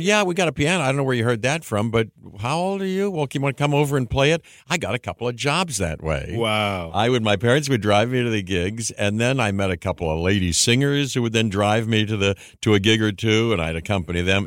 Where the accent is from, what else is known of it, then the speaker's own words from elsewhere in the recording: Pittsburgh, Pennsylvania, United States; I grew up in Pittsburgh